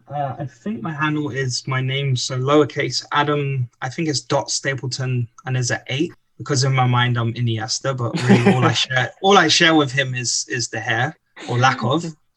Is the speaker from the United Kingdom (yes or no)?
yes; England, United Kingdom; being an Englishman kind of homesick, seeking that passion for soccer